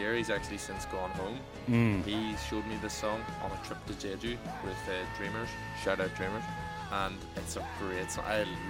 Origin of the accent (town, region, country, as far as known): Ireland; now in Gwangju, South Korea